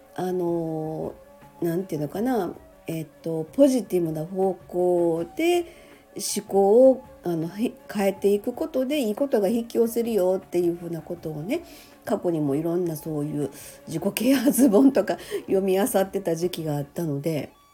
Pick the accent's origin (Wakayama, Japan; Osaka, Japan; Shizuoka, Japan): Osaka, Japan; moved away as an adult; now in Sanda, Japan; もともと大阪生まれ大阪育ち